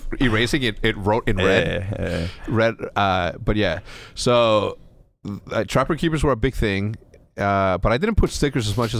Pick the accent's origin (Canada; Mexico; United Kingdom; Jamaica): Mexico; because I grew up in schools in Mexico, okay?